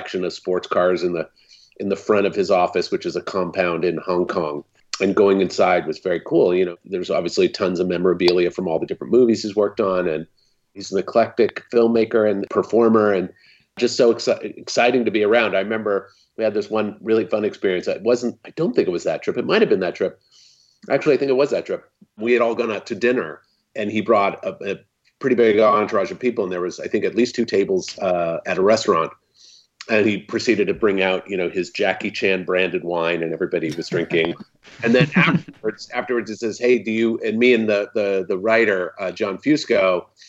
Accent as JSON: {"language": "English", "area": "Bay Area", "region": "California", "country": "United States", "tie": "born or raised there", "said": "I grew up in the Bay Area of California"}